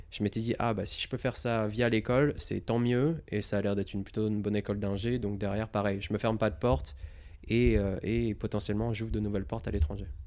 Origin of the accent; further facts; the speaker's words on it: Montélimar, Auvergne-Rhône-Alpes, France; moved away as an adult; also born or lived in Rouen, Normandy / Lyon; now in California, United States; on a déménagé dans le sud. Euh, vers Montélimar. Mm. Donc euh, Rhône-Alpes, Drôme. Et après, euh, j'ai grandi à Montélimar